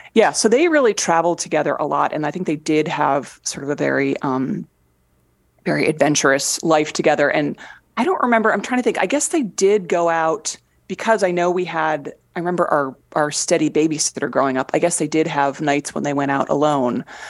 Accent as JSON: {"language": "English", "area": "Fairfield County", "region": "Connecticut", "country": "United States", "tie": "born or raised there", "said": "growing up in Fairfield County, Connecticut"}